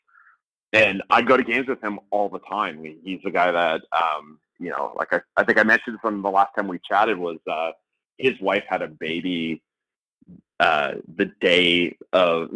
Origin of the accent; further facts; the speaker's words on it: Winnipeg, Manitoba, Canada; now in Toronto, Canada; when I grew up in Winnipeg